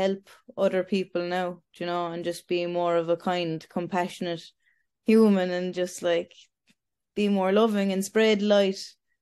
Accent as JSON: {"language": "English", "country": "Ireland", "tie": "born or raised there", "also_born_or_lived": "Romania", "said": "I was adopted over to Irish parents"}